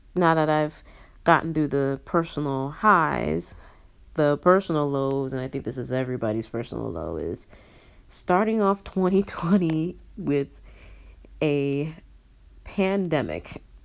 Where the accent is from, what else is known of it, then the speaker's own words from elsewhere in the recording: Nigeria; I'm a Nigerian